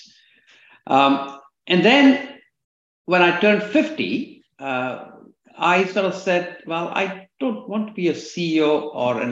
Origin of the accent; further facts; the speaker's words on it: India; moved away as an adult; also born or lived in Canada; I was born in India and middle-class family